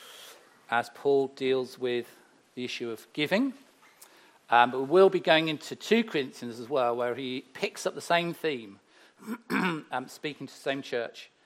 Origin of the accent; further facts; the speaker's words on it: Herefordshire, West Midlands, United Kingdom; moved away; I grew up in Herefordshire, the beautiful rolling countries